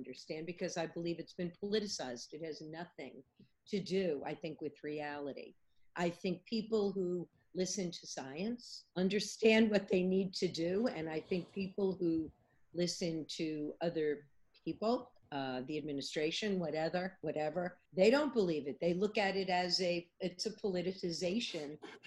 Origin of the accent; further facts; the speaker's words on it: New York City, New York, United States; moved away as an adult; now in Nashville, United States; I'm actually born and raised in New York City, But I've been in Nashville